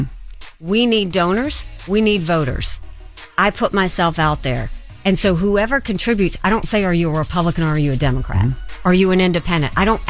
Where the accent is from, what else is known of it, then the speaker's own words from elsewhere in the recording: Bamberg, South Carolina, United States; the unheard, unseen are people like where I grew up in Bamberg, South Carolina.